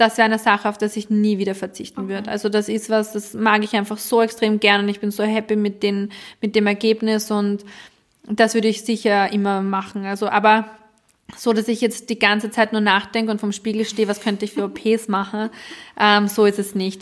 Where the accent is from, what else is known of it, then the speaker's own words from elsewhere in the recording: Austria; bei uns in Österreich